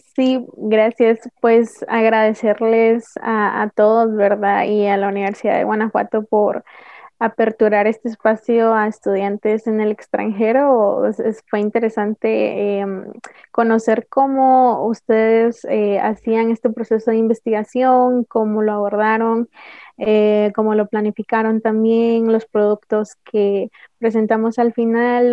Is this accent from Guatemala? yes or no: yes; Guatemala; soy guatemalteca